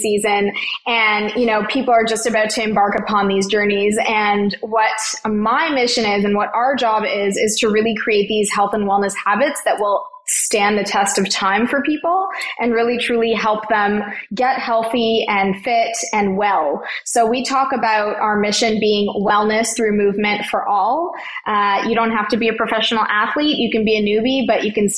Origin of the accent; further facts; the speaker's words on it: Toronto, Ontario, Canada; I grew up in Toronto, Ontario, Canada, and I am an only child and I'm a first generation Canadian